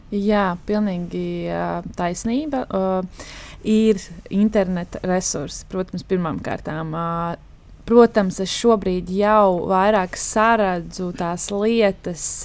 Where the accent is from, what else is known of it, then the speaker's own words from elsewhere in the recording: Dobele, Dobele Municipality, Latvia; also born or lived in Riga; pati es esmu no Dobeles